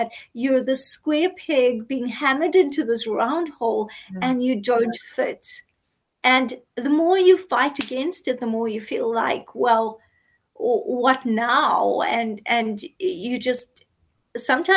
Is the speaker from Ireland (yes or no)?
no; South Africa; I grew up in apartheid South Africa. I grew up non-white. I'm Indian South African